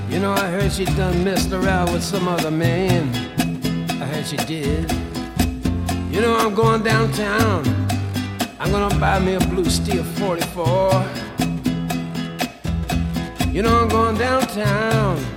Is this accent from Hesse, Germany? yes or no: yes; Frankfurt, Hesse, Germany; also born or lived in Dieburg; Ich bin in Frankfurt geboren, kam dann aber sehr schnell zur Pflegetante, also war dann in Dieburg und dann wieder in Frankfurt und dann auf der Odenwaldschule und dann bei einer anderen Pflegetante und so weiter und so fort.